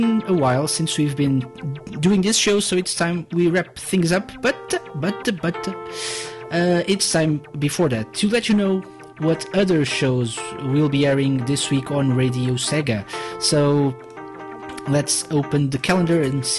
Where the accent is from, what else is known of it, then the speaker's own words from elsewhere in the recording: Portugal; I'm from Portugal